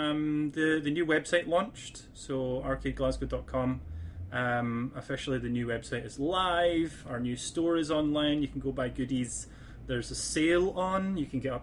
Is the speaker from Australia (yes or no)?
no; Scotland, United Kingdom; Scotland, we were smart and we didn't, go out to nightclubs and stuff like